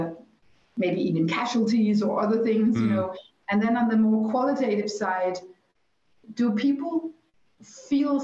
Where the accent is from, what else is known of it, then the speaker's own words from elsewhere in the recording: Copenhagen, Capital Region of Denmark, Denmark; my hometown, Copenhagen